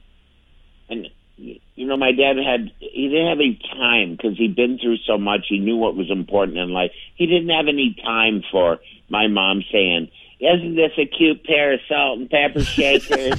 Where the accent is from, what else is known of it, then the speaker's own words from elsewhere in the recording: St. Paul, Minnesota, United States; I grew up in St. Paul